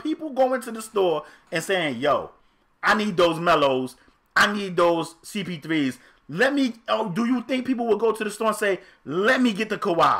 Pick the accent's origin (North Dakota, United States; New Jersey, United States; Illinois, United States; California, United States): New Jersey, United States; I'm from Jersey, y'all. Y'all know in Jersey we rock Tims all year round, man.